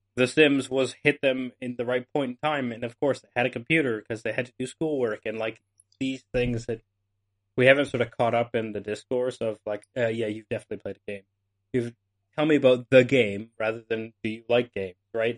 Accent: Canada; I'm Canadian

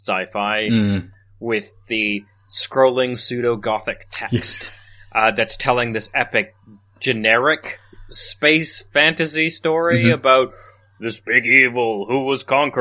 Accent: Canada; growing up in Canada

